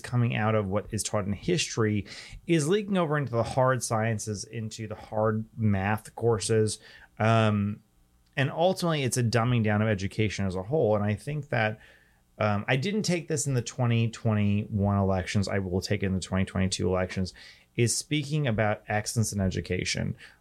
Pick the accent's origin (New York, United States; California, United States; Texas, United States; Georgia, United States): New York, United States; New York City; my hometown of New York City